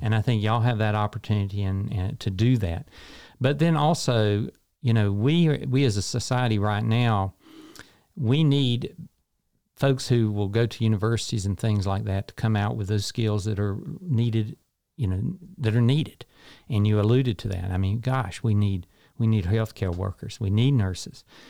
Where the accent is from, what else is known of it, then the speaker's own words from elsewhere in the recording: Morganton, North Carolina, United States; moved away as an adult; now in Shelby, United States; I grew up in Morganton